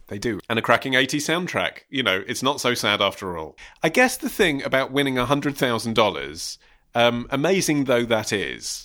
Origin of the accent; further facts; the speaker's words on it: England, United Kingdom; we're English.